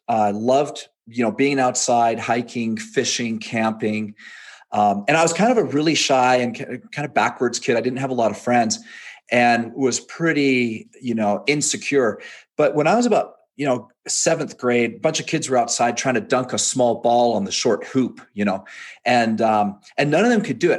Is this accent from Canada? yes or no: yes; Canada; moved away as an adult; also born or lived in England; now in Provo, United States; I was born in England, raised in Canada, moved to Utah after I was married